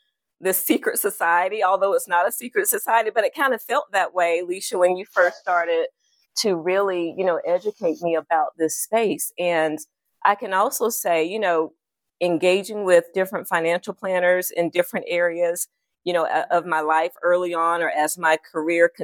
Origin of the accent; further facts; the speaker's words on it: Clio, South Carolina, United States; I grew up in a very, very small town, humble beginnings, Clio, South Carolina